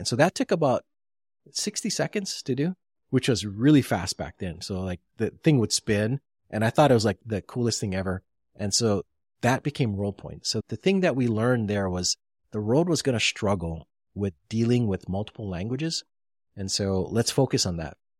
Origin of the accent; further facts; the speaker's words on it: Honolulu, Hawaii, United States; I was from KPT